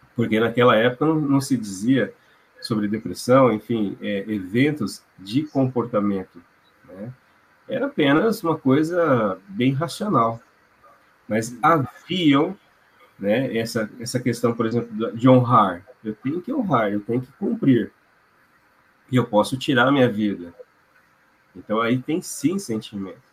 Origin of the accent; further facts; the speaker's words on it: Londrina, Paraná, Brazil; also born or lived in China; Sou de Londrina e atendo aqui e na região.